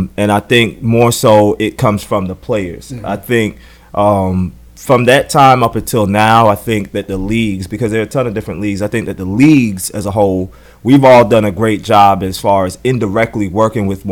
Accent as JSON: {"language": "English", "region": "South Carolina", "country": "United States", "tie": "born or raised there", "also_born_or_lived": "Atlanta", "moved": "as an adult", "said": "when I was growing up in South Carolina"}